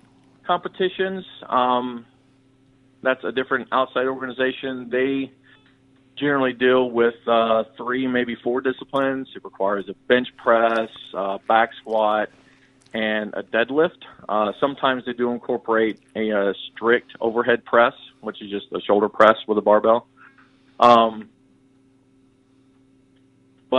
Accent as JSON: {"language": "English", "town": "Birmingham", "region": "Alabama", "country": "United States", "tie": "born or raised there", "moved": "as an adult", "lives_now": "Minnesota, United States", "said": "I grew up in Birmingham, Alabama"}